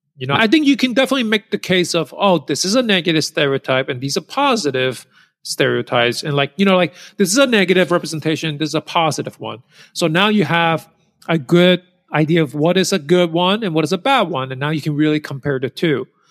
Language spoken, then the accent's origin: English; New York City, New York, United States; I grew up in New York City.